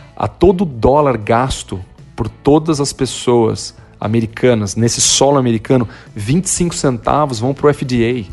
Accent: Brazil; moved away as an adult; also born or lived in São Paulo; now in United States; Eu amo o Brasil, o Brasil é meu país, eu sou muito patriota

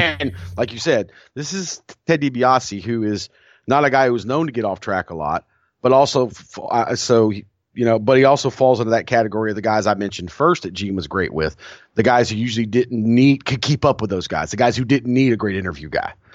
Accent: the Carolinas, United States; growing up in the Carolinas in the eighties.

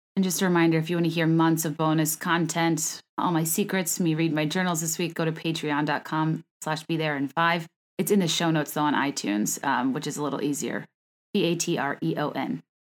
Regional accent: California, United States; I was born in California. I am a California girl

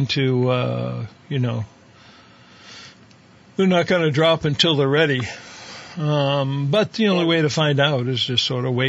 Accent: Ohio, United States; moved away; I grew up out in Ohio, right on the Pennsylvania border

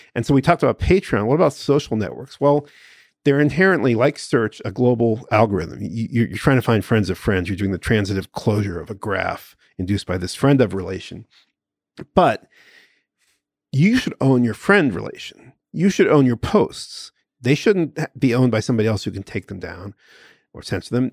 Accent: United States; I'm an American. I'm born on the Fourth of July.

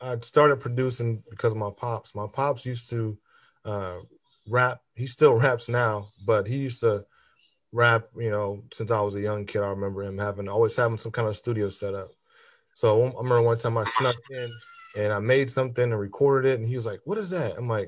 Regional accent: Fort Wayne, Indiana, United States; also born or lived in St. Paul, Minnesota; I'm from Fort Wayne, Indiana. Was born there, raised between St. Paul, Minnesota, and Fort Wayne, Indiana.

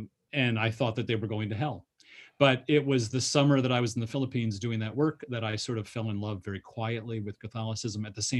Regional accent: Wheaton, Illinois, United States; I grew up in Wheaton, Illinois, the, you know, headquarters of evangelicalism. I grew up in the heart of Christian evangelicalism. I grew up a Christian Protestant evangelical.

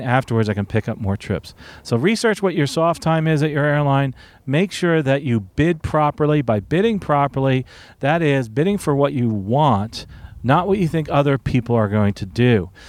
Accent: Newark, New Jersey, United States; moved away; originally I'm from Newark

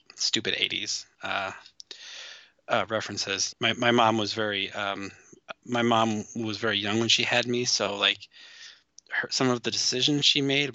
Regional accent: Midwest, United States; Where I grew up in the Midwest

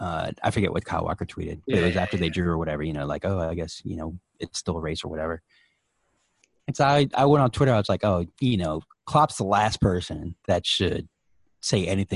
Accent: Turkey; now in United States; Because when we moved here from Turkey, set up the cable TV and everything

